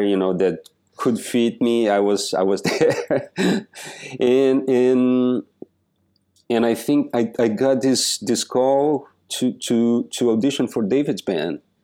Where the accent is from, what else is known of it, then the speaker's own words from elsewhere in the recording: Joaçaba, Santa Catarina, Brazil; moved away as an adult; also born or lived in New York City; now in New York, United States; I was born in this little pla-, this little city in the south of Brazil called Joa Sabah